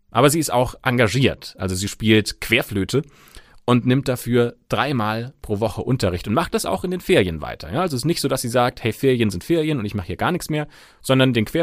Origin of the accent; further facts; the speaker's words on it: Germany; bei uns in Deutschland